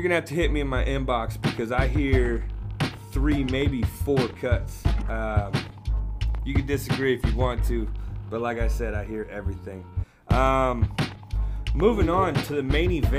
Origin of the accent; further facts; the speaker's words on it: the West, West Coast, United States; I'm from the West